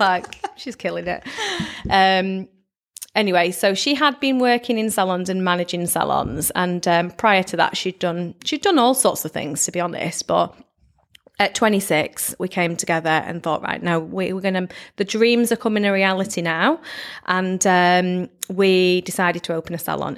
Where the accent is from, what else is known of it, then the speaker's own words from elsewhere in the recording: Blackpool, North West England, United Kingdom; not actually from Lytham, I'm from Blackpool